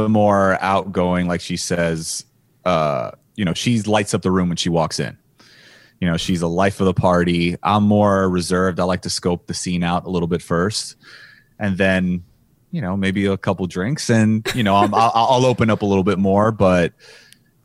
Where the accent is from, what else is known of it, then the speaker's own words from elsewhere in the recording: Miami, Florida, United States; I was from Miami